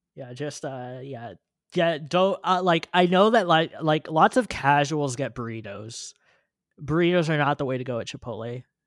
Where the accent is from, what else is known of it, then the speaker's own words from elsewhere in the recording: California, United States; I grew up in California